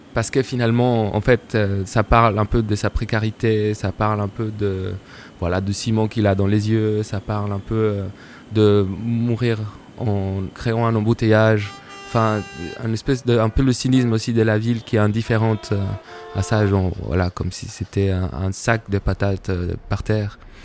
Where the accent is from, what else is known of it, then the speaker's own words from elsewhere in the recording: Bogotá, Colombia; French is a second language; moved away; Je suis né et grandi en Colombie, à Bogota, dans différents quartiers